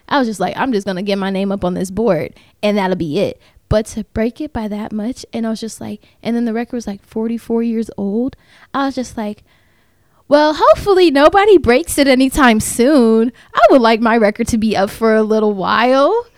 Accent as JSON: {"language": "English", "town": "Tampa", "region": "Florida", "country": "United States", "moved": "as an adult", "lives_now": "Kentucky, United States", "said": "I'm from Tampa"}